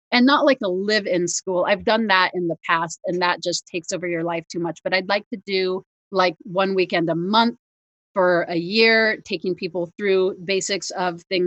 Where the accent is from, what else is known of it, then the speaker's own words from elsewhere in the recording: near Paradise, California, United States; my hometown, Paradise, California